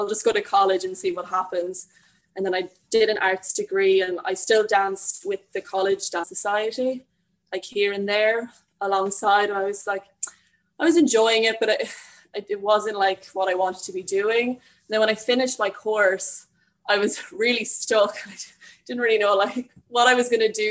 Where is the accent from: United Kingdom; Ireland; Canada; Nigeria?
Ireland; Longford, Leinster; moved away as an adult; now in Dublin, Ireland; I am originally from Longford, but I'm currently living in Dublin.